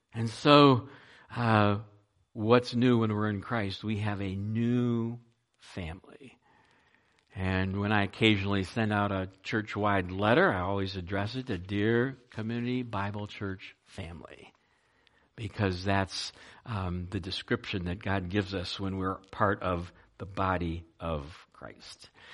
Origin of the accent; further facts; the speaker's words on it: United States; also born or lived in Ohio; there were only two of us that were kind of born and raised in America